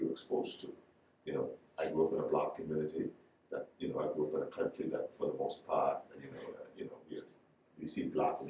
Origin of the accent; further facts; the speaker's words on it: Exuma, Bahamas; also born or lived in Nassau; So, I grew up in Exuma.